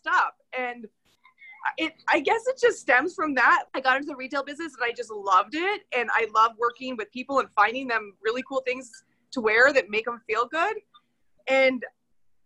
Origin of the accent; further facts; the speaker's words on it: Prescott, Arizona, United States; when I was growing up in Prescott, we lived just right downtown